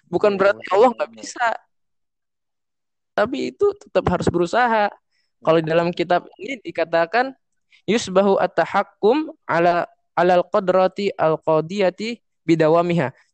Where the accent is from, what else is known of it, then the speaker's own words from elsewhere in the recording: Java, Indonesia; now in Kukusan, Indonesia; kalau di sini kan di daerah saya mah di Kukusan. Walaupun saya orang Jawa kan saya dekat Betawi ya.